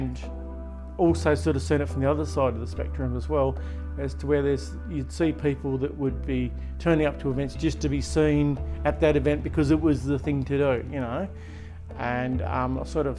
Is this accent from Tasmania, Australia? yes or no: yes; Latrobe, Tasmania, Australia; also born or lived in Devonport / Ulverstone; I grew up here in Latrobe